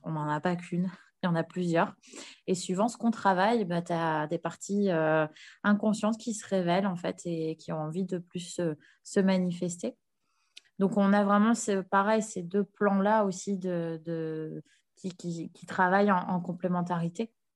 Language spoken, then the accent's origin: French; Nord, Hauts-de-France, France; moved away; also born or lived in Paris, France / Canada; je me suis réinstallée sur l'île, vu que je suis originaire du Nord